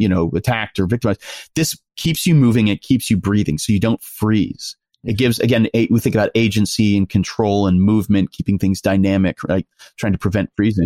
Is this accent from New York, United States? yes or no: yes; New York, United States; I'm from New York and I grew up in New York in the nineties